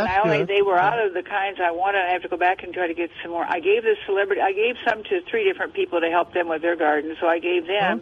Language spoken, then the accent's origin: English; Illinois, United States; moved away; I grew up in Illinois